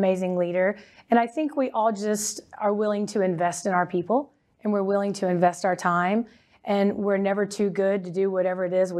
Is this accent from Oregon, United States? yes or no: no; North Richland Hills, Texas, United States; I am from Texas. Grew up in the mid-cities area, so North Richland Hills.